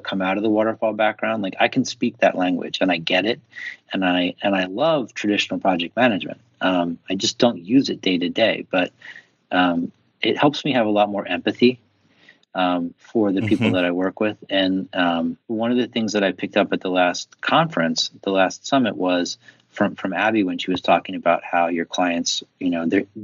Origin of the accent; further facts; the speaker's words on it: Philadelphia, Pennsylvania, United States; an Irish Catholic from Philadelphia